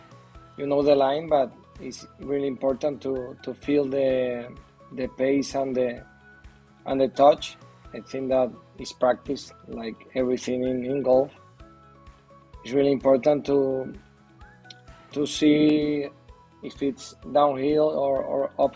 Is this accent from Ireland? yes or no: no; Venezuela; English is a second language; moved away as an adult; now in Madrid, Spain; I'm from Venezuela, but I live in Madrid. I have 7 years here in Madrid